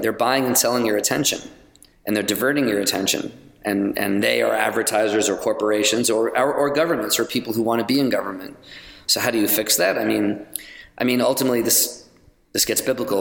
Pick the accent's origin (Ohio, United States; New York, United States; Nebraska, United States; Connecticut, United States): New York, United States; also born or lived in Los Angeles / London; now in Chattanooga, United States; I'm a New Yorker